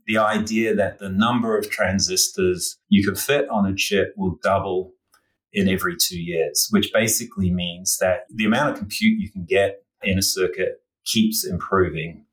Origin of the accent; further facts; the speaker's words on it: New Zealand; also born or lived in Australia; now in New York, United States; you might detect from my accent that I grew up in New Zealand and spent many, many years in Australia.